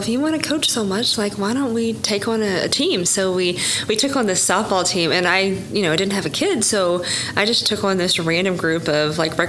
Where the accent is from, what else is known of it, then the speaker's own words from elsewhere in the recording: Sperry, Oklahoma, United States; I'm from Tulsa area. Uh-huh. So from a very small town